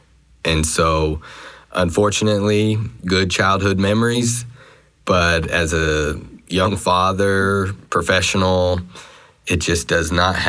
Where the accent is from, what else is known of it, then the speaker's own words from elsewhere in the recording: Sterling, Colorado, United States; now in Greenville, United States; my hometown, Sterling, Colorado, sub 10,000 people. 2 hours from Denver, Colorado, on your way towards the Nebraska border.